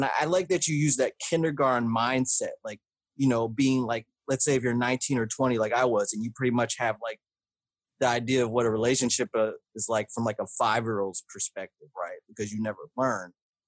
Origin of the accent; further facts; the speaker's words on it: the South, United States; is growing up in the South, having only predominantly white and black friends